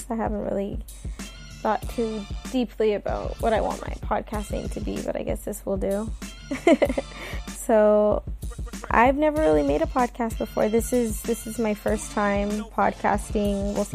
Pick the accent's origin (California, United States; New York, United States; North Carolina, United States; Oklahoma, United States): California, United States; born and raised in California